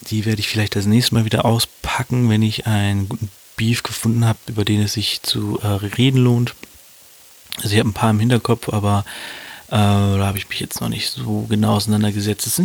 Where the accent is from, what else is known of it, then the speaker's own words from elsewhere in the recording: Hannover, Lower Saxony, Germany; Und zwar beschäftigen wir uns mit zwei Rappern, die auch aus meiner Heimat kommen, aus meiner Heimatstadt Hannover.